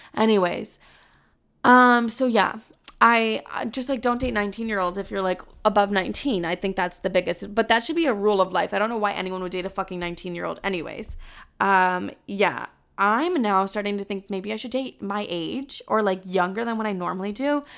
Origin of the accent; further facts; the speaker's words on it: Texas, United States; accent: Southern; now in New York, United States; my Southern accent.